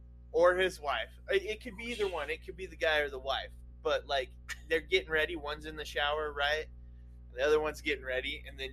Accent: Nevada, United States; And a lot of it was where I lived growing up in Nevada, just the dry.

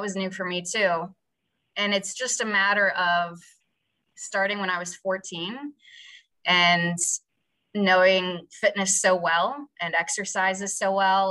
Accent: West Virginia, United States; moved away as an adult; also born or lived in Pittsburgh / Cleveland; now in New York, United States; I'm from West Virginia. I'm from a small town and I didn't grow up with a lot of money.

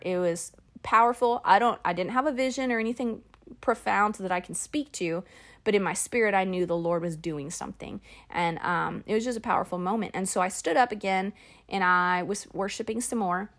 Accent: Phoenix, Arizona, United States; moved away; I'm from Phoenix. And so it all happened in Phoenix, in my hometown, where I graduated from high school

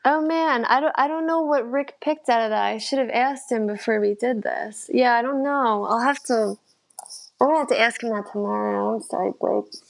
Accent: New Jersey, United States; now in New York City, United States; I grew up in Jersey

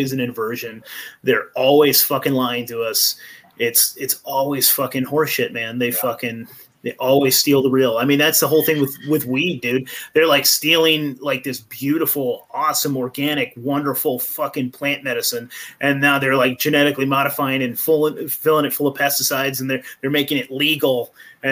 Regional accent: Eureka, California, United States; I'm actually originally from Eureka, California, so Humboldt County

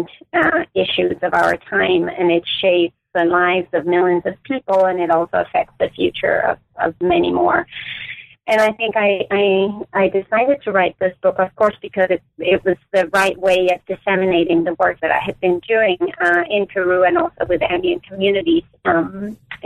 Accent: Denmark; moved away as an adult; now in United States; I grew up in Denmark, where I also did my undergraduate and MA work at the University of Copenhagen

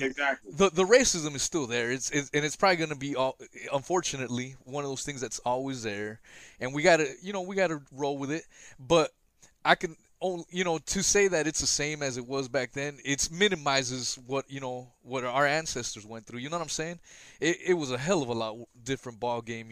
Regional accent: West Coast, United States; I grew up in the West Coast

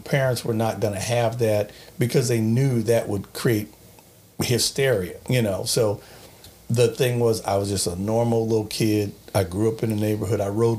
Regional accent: Long Beach, California, United States; It was great. I mean, I grew up in Long Beach. It was funny. I went at one time to a Catholic school in Long Beach. It was kind of a private school.

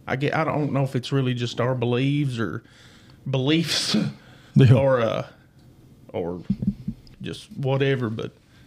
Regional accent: Jackson County, Kentucky, United States; also born or lived in Barbourville, Kentucky; But born and raised in Jackson County, Kentucky. I lived here for about 5 years.

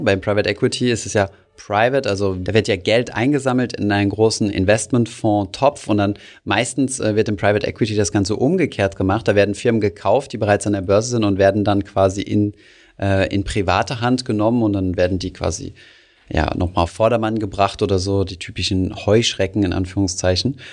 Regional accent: Germany; bei uns in Deutschland

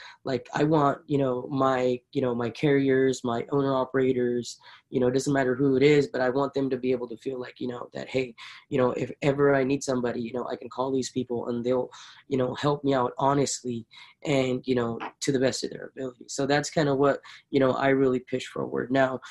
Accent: Punjab, India; It is based in India and it's based in my hometown in Punjab.

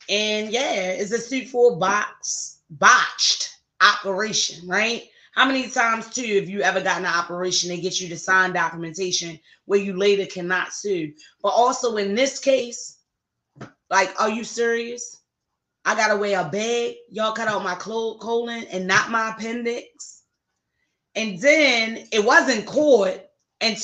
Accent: Baltimore, Maryland, United States; my hometown of Baltimore, Maryland.

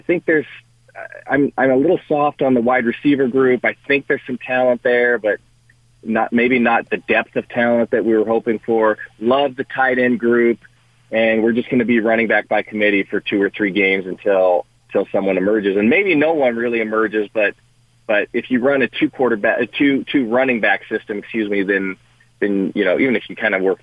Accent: Culver City, California, United States; moved away; My brother, we grew up in Culver City

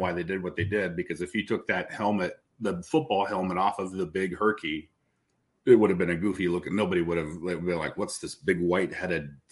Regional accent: Des Moines, Iowa, United States; I remember in junior high school walking around and everybody had roses and there were roses pictures. I mean, this is Indian Hills Junior High in Des Moines.

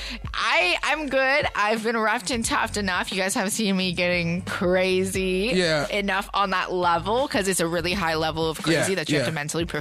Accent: Tacoma, Washington, United States; now in Los Angeles, United States; I lived and grew up in Tacoma.

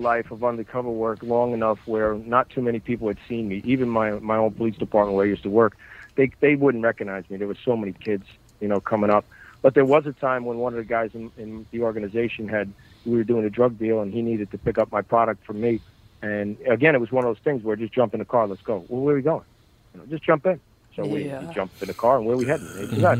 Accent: Bayonne, New Jersey, United States; So I grew up in Hudson County in, you know, Jersey City, Bayonne, Hoboken. I grew up in Bayonne, New Jersey. That's okay. My neighborhood. So I was surrounded by it since birth.

